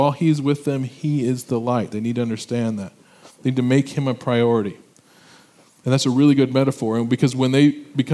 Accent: Illinois, United States; moved away as an adult; I'm from Illinois, I went back to my high school reunion

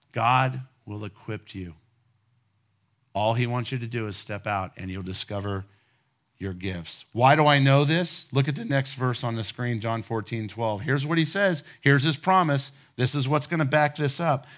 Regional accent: Ohio, United States; moved away; my wife and I grew up in Ohio, and we were teenagers

